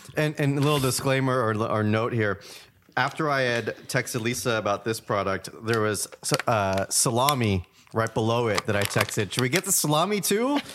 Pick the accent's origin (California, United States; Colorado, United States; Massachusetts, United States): California, United States; I'm from California